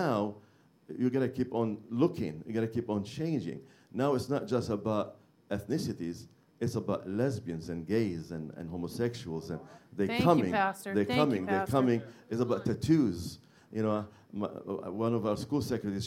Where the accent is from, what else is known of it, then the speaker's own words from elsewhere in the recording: Beirut, Beirut Governorate, Lebanon; moved away; I'm from Beirut, Lebanon